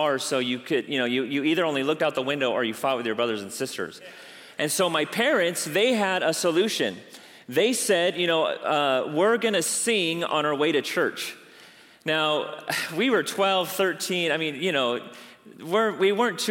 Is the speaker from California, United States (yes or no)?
yes; La Mirada, California, United States; I grew up right here in La Mirada with five siblings